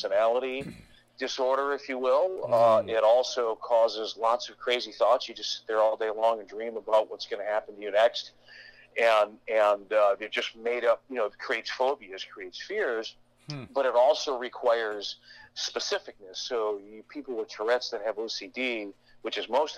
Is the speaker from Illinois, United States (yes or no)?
no; about 50 miles north of Detroit, Michigan, United States; I was born in Michigan, about 50 miles north of Detroit.